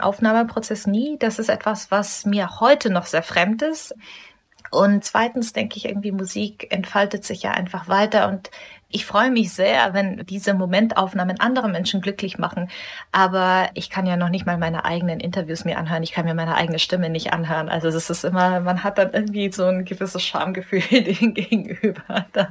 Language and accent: German; Munich, Bavaria, Germany; Ich bin in Deutschland geboren, hier aufgewachsen, habe nirgendwo anders gelebt